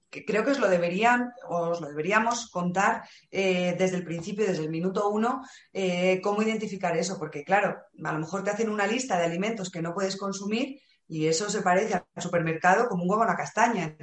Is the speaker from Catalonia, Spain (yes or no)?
no; Valladolid, Castile and León, Spain; Y que soy de Valladolid.